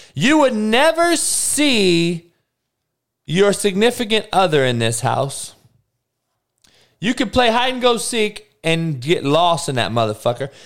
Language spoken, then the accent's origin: English; California, United States; I'm actually from California. I'm actually from this area